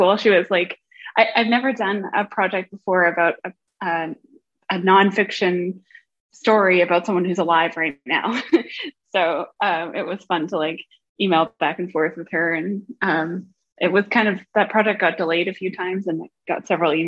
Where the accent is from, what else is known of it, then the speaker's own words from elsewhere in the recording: Vancouver, British Columbia, Canada; moved away as an adult; now in Washington, United States; I grew up in Vancouver, Canada